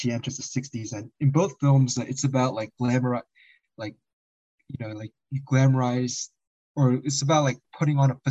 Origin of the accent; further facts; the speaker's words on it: South Korea; English is a second language; moved away; I was born in the Korea in the 80s